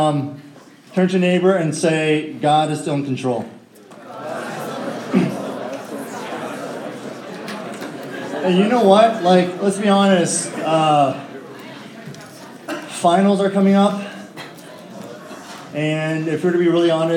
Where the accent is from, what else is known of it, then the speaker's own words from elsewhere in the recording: Northern Virginia, United States; born and raised in Northern Virginia, I went to Mason High School